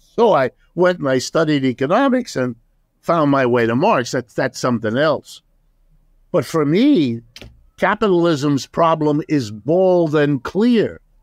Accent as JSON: {"language": "English", "region": "Ohio", "country": "United States", "tie": "born or raised there", "first_language": "German", "second_language": "English", "said": "I was born in Ohio. I'm as American as apple pie"}